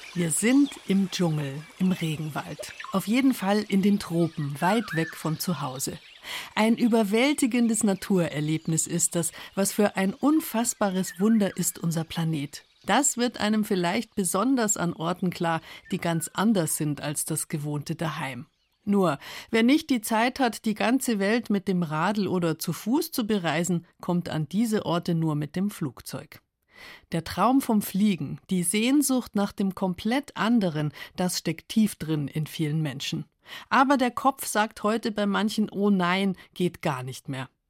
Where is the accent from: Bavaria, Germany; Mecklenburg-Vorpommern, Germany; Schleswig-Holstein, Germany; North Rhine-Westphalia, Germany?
Bavaria, Germany; Munich; bei uns in München